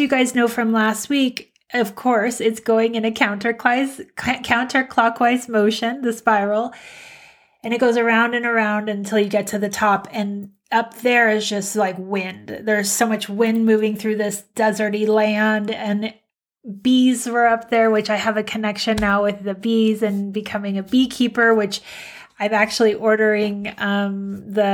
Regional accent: San Diego, California, United States; also born or lived in Minnesota / Colorado; 7, we moved to San Diego.

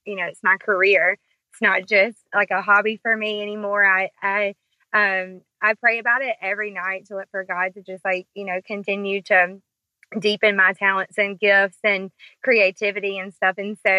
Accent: Brewton, Alabama, United States; I am from Brewton, Alabama, born and raised here. I'm 30 years old

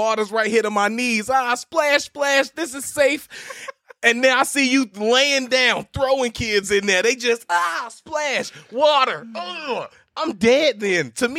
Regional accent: Chicago, Illinois, United States; South side of Chicago.

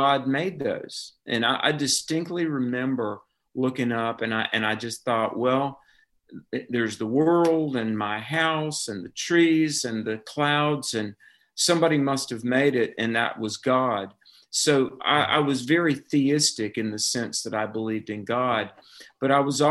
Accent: North Carolina, United States; I grew up in North Carolina, and the Bible Belt

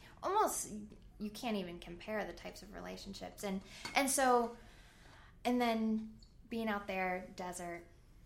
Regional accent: Las Vegas, Nevada, United States; moved away as an adult; also born or lived in Decorah, Iowa; growing up in Las Vegas is such a weird place

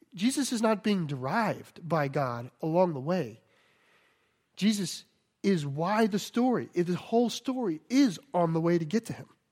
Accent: Cajun, Louisiana, United States; I'm Cajun

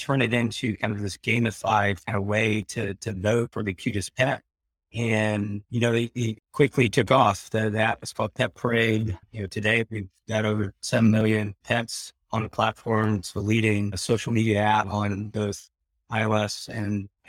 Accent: North Carolina, United States; growing up in North Carolina in the 80s

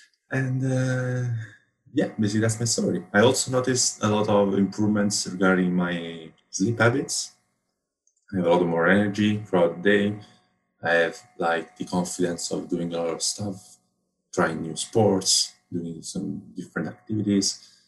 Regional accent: Rome, Lazio, Italy; I come from Rome, Italy

